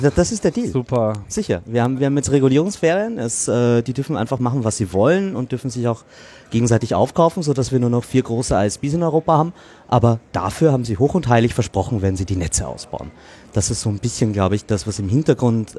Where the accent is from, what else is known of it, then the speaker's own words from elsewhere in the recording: Austria; ich bin Österreicher